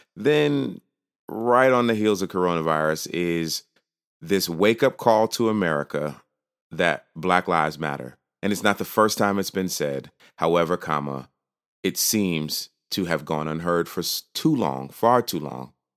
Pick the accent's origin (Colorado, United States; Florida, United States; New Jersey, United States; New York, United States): New York, United States; now in Virginia, United States; I am originally from New York. I now live in uh, Virginia